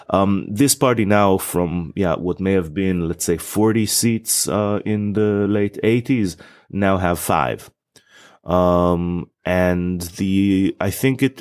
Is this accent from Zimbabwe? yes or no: no; Israel; moved away as an adult; now in England, United Kingdom; I'm originally from Israel